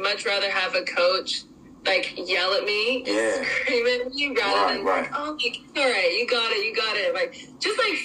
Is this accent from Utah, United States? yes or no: yes; Utah, United States; moved away as an adult; also born or lived in Santa Barbara, California; growing up in Utah, it's definitely a beautiful area